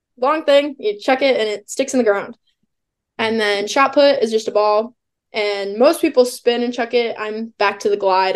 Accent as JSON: {"language": "English", "region": "Illinois", "country": "United States", "said": "I'm from Illinois, and so I went to Illinois State."}